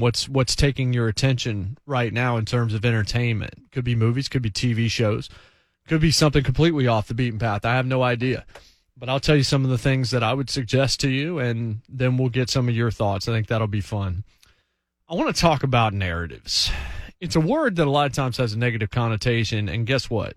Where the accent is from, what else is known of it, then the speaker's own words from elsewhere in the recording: Martinsville, Virginia, United States; now in Nashville, United States; I'm from Martinsville.